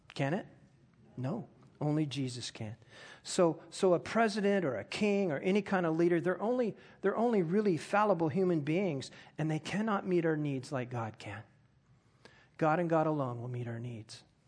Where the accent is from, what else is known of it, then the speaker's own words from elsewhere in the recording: United States; I am an American